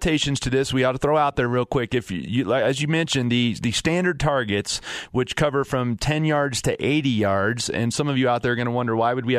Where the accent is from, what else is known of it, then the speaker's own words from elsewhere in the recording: Fort Collins, Colorado, United States; up north in Fort Collins where I'm from